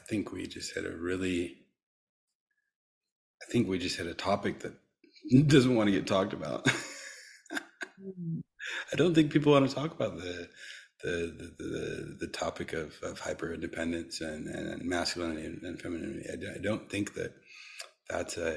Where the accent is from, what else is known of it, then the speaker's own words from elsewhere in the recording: United States; growing up as, you know, being American, growing up as a Westerner. I mean, my dad is from East Africa, so half-half